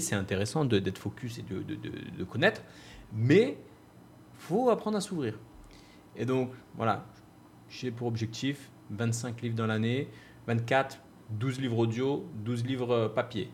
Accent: France; moved away as an adult; now in Bali, Indonesia; Je suis parti vivre à Bali. J'ai quitté la race, j'ai quitté la France

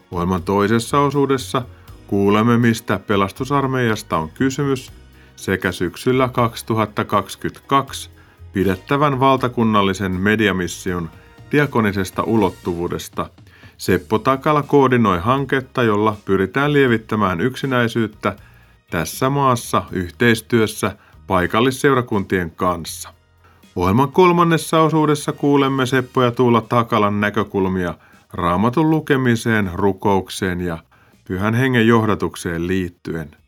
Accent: Tampere, Pirkanmaa, Finland; now in Hämeenlinna, Finland; Joo, mä oon Tampereelta lähtöisin

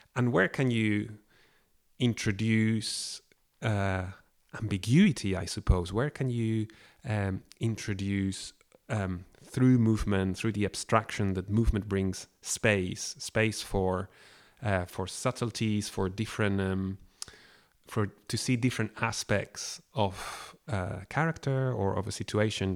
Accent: Barcelona, Catalonia, Spain; now in Scotland, United Kingdom; I come from Barcelona and, uh, I was here living in Scotland

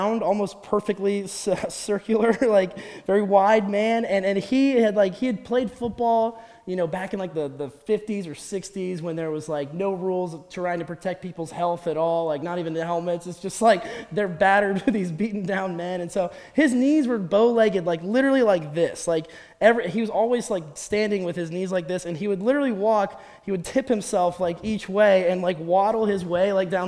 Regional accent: Columbus, Ohio, United States; moved away as an adult; now in Bay Village, United States; I'm from Columbus, grew up down there

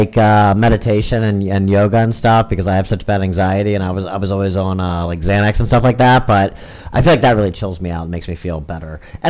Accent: Florida, United States; You know, I came from Florida, where you can be the big fish in Florida

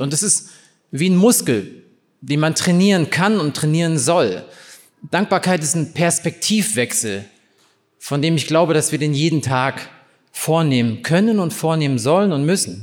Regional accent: East Germany, Germany; ich bin in der DDR aufgewachsen

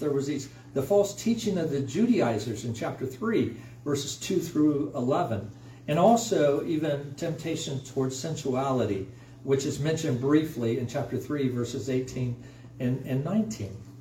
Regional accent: United States; us as American Christians

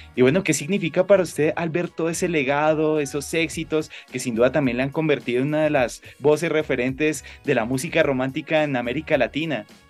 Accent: Colombia; como ciudadano colombiano

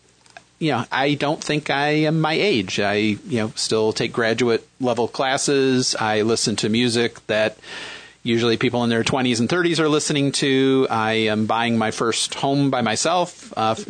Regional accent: Western New York, United States; accent: Midwestern; also born or lived in Michigan; now in Philadelphia, United States; Originally from Michigan, but grew up in Western New York, so I have a kind of a Midwestern vibe to my voice.

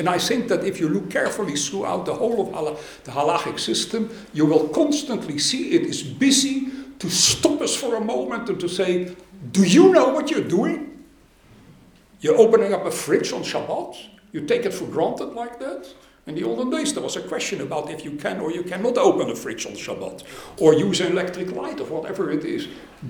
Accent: Goslar, Lower Saxony, Germany; born there; I was born in Goetzlar, in a totally secular society and in a secular family.

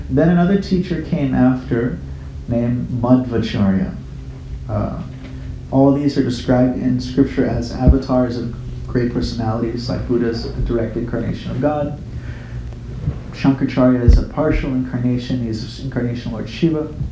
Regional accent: Fort Worth, Texas, United States; Uh, Fort Worth, Texas.

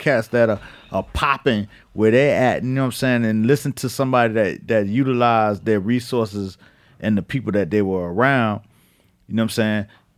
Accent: Miami, Florida, United States; I'm from Miami.

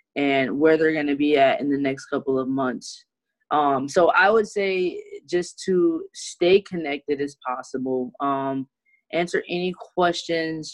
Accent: Detroit, Michigan, United States; also born or lived in Flint, Michigan; I am from Detroit, Michigan. That is where I grew up and swim at.

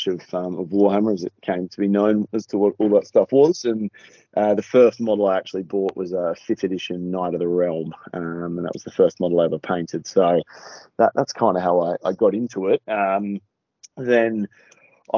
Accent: Adelaide, South Australia, Australia; also born or lived in Melbourne; now in Queensland, Australia; I'm from South Australia.

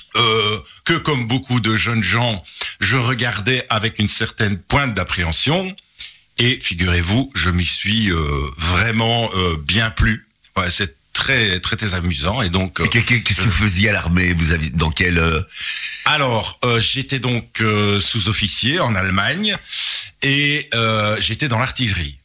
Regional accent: Charleroi, Wallonia, Belgium; un pur Carolo. J'ai passé toute mon enfance à Marcinelle

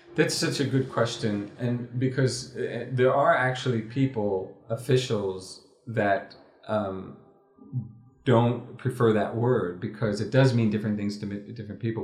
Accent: United States; as an American, as a non-Moroccan

